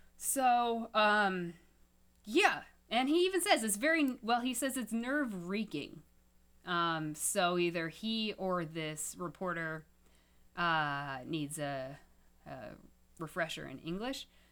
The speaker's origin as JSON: {"language": "English", "town": "Topeka", "region": "Kansas", "country": "United States", "tie": "born or raised there", "said": "I grew up in Topeka, Kansas with Westboro Baptist Church"}